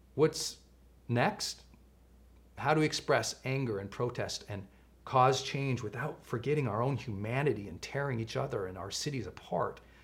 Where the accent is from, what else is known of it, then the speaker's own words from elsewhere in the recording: Montana, United States; I grew up in Montana